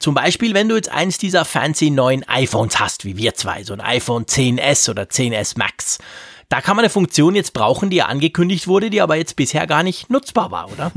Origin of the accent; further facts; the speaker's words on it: Switzerland; als Schweizer